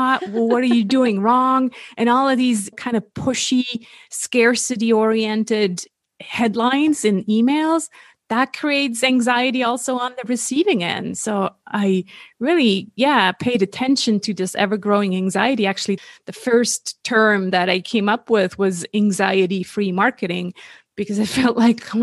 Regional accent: Switzerland; moved away as an adult; also born or lived in California; born and raised in Switzerland. That's where I am based now

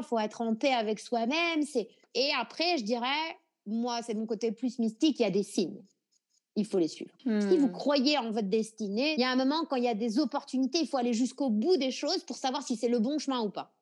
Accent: France; now in Nouméa, New Caledonia; De la France

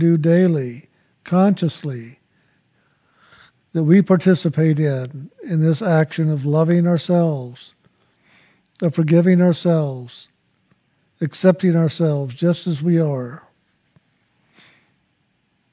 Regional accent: San Antonio, Texas, United States; I was born in San Antonio, Texas

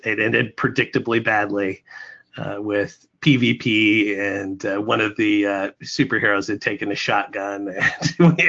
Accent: Alaska, United States; now in Buffalo, United States; I'm originally from Alaska

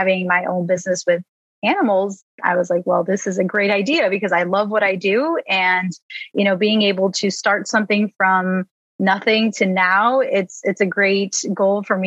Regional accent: Chicago, Illinois, United States; I am from the Chicago area

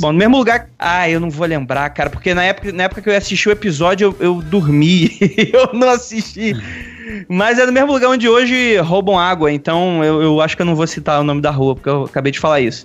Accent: Rio de Janeiro, Brazil; now in São Paulo, Brazil; eu saí lá do Rio de Janeiro, que é praticamente, não era interior, né? Mas zona oeste

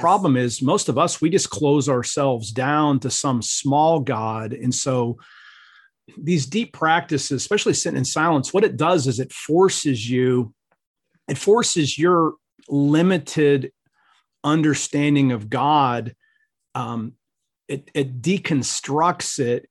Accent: Ohio, United States; I grew up in Ohio

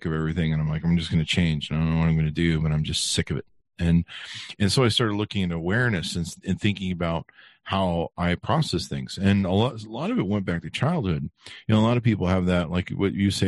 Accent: Beverly Hills, California, United States; we grew up in Beverly Hills

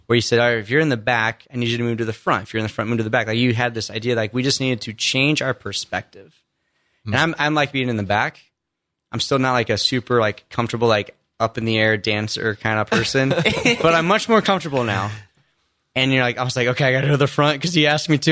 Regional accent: Indiana, United States; I grew up in Indiana, only child, mom and dad, not really faith filled

